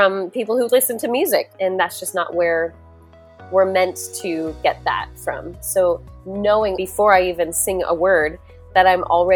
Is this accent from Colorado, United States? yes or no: yes; Louisville, Colorado, United States; I grew up in Louisville, Colorado, which is right outside of Boulder